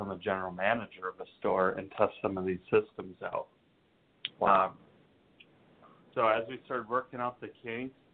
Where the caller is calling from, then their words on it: Austin, Texas, United States; I'm, I'm down in Austin, Texas.